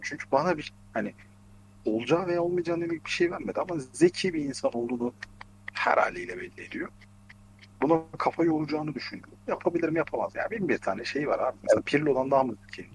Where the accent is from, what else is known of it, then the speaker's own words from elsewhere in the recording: Ankara, Turkey; ben Ankaralıyım.